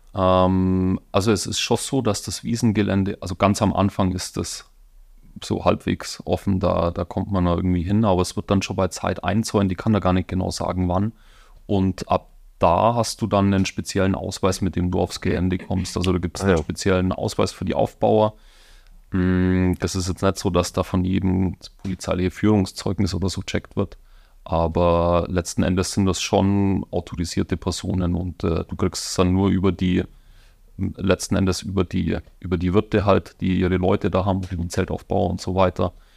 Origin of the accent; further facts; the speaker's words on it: Donauwörth, Bavaria, Germany; accent: Bavarian-Swabian; now in Munich, Germany; Es ist bayerisch-schwäbisch. Also ich komme aus der Donauwetter Gegend ursprünglich.